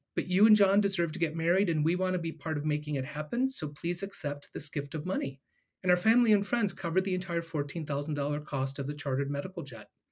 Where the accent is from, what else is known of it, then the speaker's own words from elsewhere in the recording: Ohio, United States; I'm born and raised in Ohio